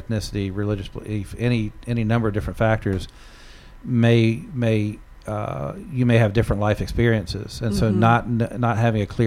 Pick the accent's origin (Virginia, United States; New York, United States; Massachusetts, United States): Virginia, United States; Southwest; now in New England, United States; where I grew up in Southwest Virginia, is mountains